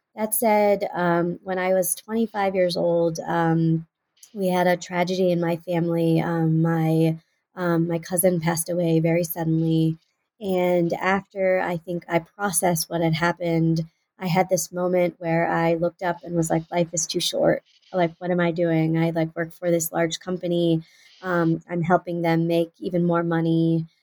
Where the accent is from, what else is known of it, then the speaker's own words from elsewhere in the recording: Houston, Texas, United States; moved away as an adult; also born or lived in Pennsylvania; was born and raised in Houston, Texas